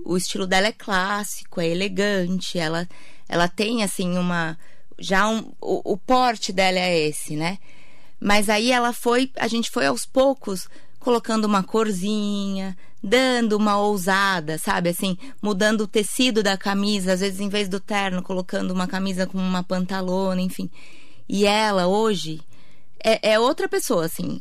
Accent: Santa Isabel, São Paulo, Brazil; moved away as an adult; also born or lived in Mogi das Cruzes / Ceará; eu sou de Santa Isabel

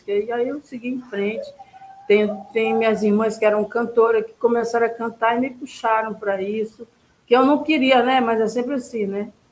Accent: Maranhão, Brazil; now in Rio de Janeiro, Brazil; Eu vim lá do Rio de Janeiro só para me gravar alguns uns, uns é, ritmos maranhenses, porque eu não quero é, ficar é, é, é, eu quero pegar a, a, a, a essa riqueza nossa do Maranhão

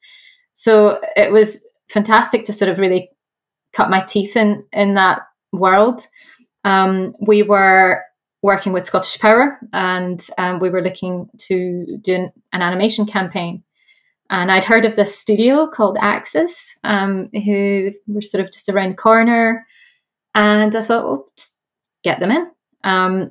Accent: Brazil; moved away; also born or lived in Dundee, Scotland; I was born in Brazil and moved

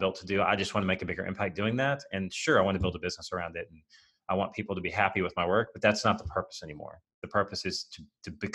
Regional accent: United States; we're American

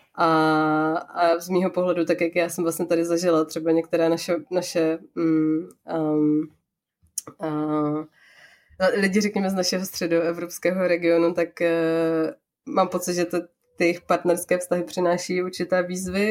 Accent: Czechia; now in Japan; u nás v Čechách

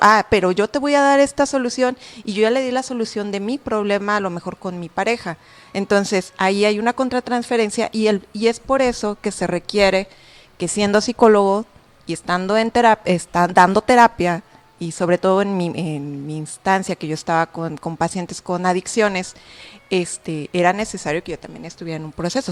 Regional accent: Guadalajara, Jalisco, Mexico; soy de Guadalajara, me tocaban las clínicas en Guadalajara

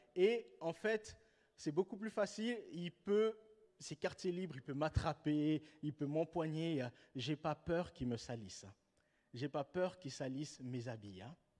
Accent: Switzerland; en tant que Suisse

